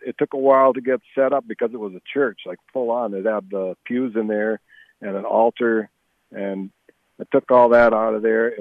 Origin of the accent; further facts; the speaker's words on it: Eveleth, Minnesota, United States; I grew up in Eveleth